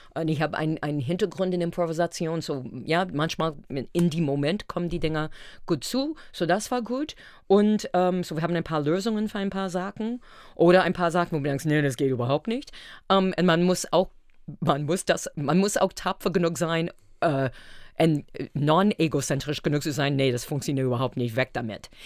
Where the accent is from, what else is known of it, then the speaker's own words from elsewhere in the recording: Brockton, Massachusetts, United States; German is a second language; moved away as an adult; now in Berlin, Germany; ich komme aus Brockton.